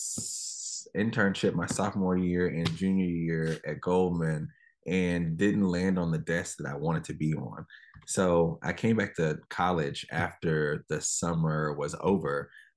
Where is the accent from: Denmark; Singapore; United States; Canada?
United States; Dallas, Texas; now in Oakland, United States; I grew up in Dallas, kind of on the southern sector of Dallas